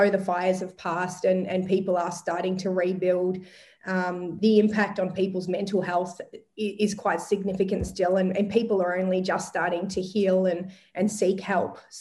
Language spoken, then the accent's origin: English; Longford, Victoria, Australia; moved away as an adult; also born or lived in Melbourne; I'm an eighth generation Gippslandian, so my family has been there for eight generations, and I grew up in Longford on a small hobby farm